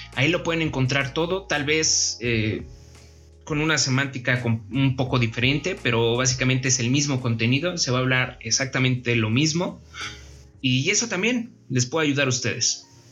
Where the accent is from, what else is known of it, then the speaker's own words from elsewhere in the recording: Mexico City, Mexico; Soy originario de la Ciudad de México